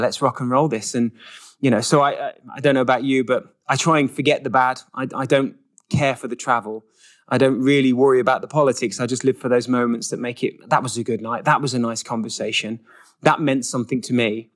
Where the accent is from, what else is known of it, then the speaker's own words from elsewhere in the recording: England, United Kingdom; moved away as an adult; also born or lived in Switzerland; now in United States; another English person here in America